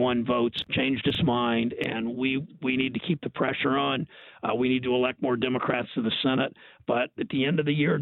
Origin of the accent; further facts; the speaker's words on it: Ohio, United States; you're in my home state, Joe, in Ohio